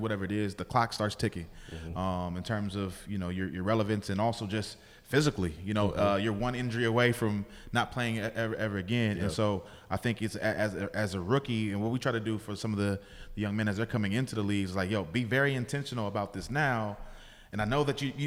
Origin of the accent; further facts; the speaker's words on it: Bay Area, California, United States; I'm from the Bay Area